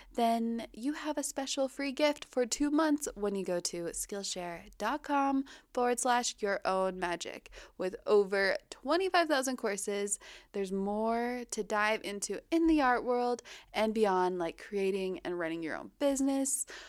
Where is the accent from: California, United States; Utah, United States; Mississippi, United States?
Utah, United States; also born or lived in Hawaii; when I was growing up here